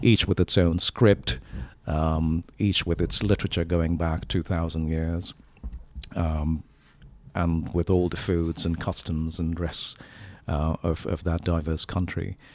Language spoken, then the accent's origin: English; India; now in Sonoma, United States; I'm from India